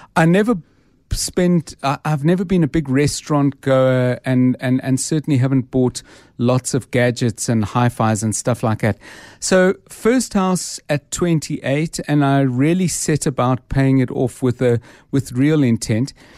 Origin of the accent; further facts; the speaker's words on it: Johannesburg, Gauteng, South Africa; I was born in Johannesburg in nineteen fifty-nine, um, and I grew up and spent my, most of my, well, all my sort of childhood and teen life